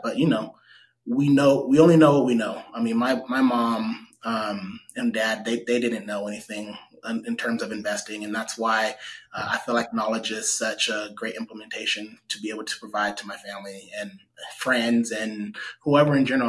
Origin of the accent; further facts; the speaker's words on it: Stockton, California, United States; I grew up in Southside Stockton, so um, I'm pretty familiar with majority of Stockton